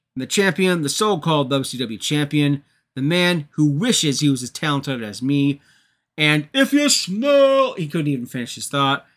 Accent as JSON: {"language": "English", "area": "Toronto area", "region": "Ontario", "country": "Canada", "tie": "born or raised there", "moved": "yes", "said": "I'm not from Toronto. I'm not a native of Toronto. I'm from the area. anyways, being from the Toronto area"}